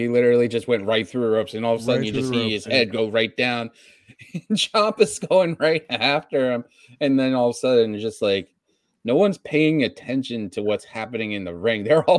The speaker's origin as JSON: {"language": "English", "town": "Boston", "region": "Massachusetts", "country": "United States", "said": "I'm from Boston"}